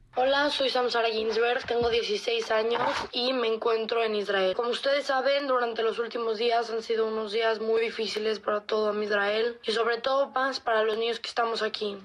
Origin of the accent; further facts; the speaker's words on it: Mexico; Somos cinco niños mexicanos que queremos regresar a México